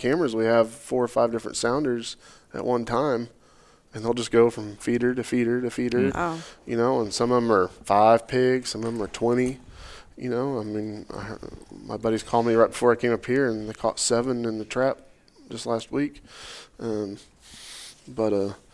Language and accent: English; Oklahoma, United States; I grew up in Oklahoma